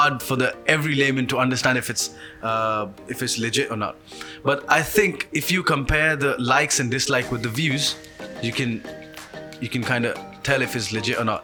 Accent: Punjabi from India, India; moved away as an adult; now in United Kingdom; I'm a Punjabi from India who came to UK to study and like spend some time

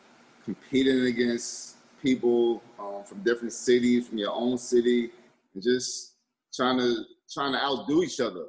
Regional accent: New York City, New York, United States; I'm from New York City, born and raised. I grew up in Corona, Queens

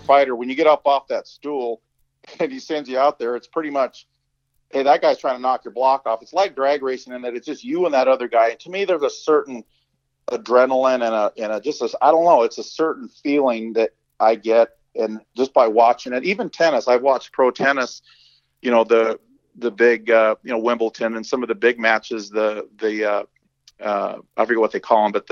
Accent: Southern California, United States; I grew up in Southern California, pretty rough neighborhood

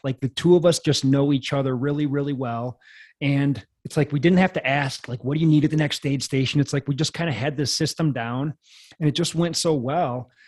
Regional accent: Janesville, Wisconsin, United States; I was just a kid in Wisconsin

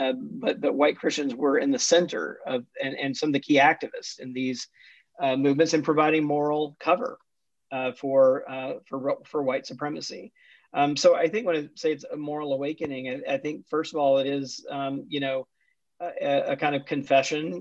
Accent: Jackson, Mississippi, United States; also born or lived in Atlanta, Georgia; I grew up Southern Baptist in the Deep South, was born in Atlanta, but grew up mostly in Jackson, Mississippi

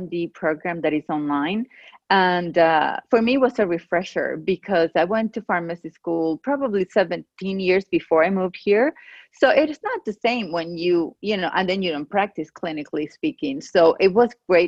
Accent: Venezuela; first language Spanish; English is a second language; moved away as an adult; also born or lived in Georgia, United States; now in United States; I grew up in Venezuela, in South America. I lived there until I was 30 years old, and I got married and we moved here because of his job.

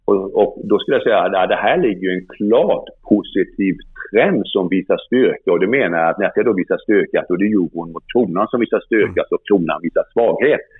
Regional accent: Sweden

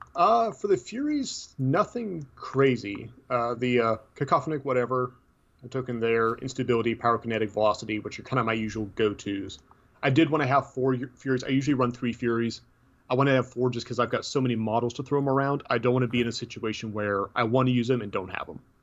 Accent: Tennessee, United States; I'm from Tennessee, so be surprised I can speak English at all

